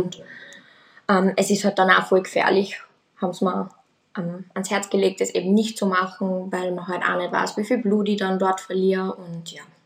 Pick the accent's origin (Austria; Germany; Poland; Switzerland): Austria; ich komme aus Österreich